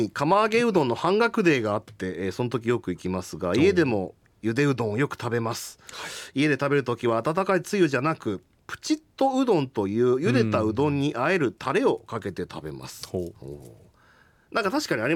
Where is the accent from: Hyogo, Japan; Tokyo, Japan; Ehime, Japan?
Ehime, Japan; Matsuyama; 僕あの愛媛の松山出身なので、